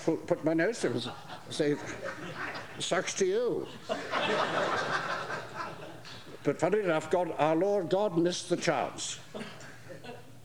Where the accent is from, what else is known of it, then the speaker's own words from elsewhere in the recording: England, United Kingdom; coming from England